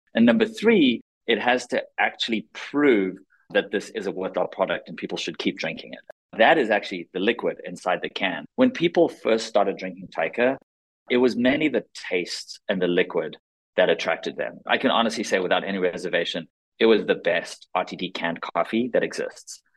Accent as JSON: {"language": "English", "country": "South Africa", "tie": "born or raised there", "also_born_or_lived": "Israel", "moved": "yes", "lives_now": "United States", "said": "I was born in Israel, grew up in South Africa, moved to the States in 2002"}